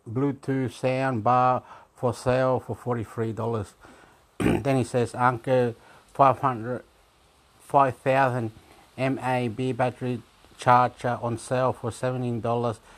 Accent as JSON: {"language": "English", "country": "Australia", "said": "I am from Australia."}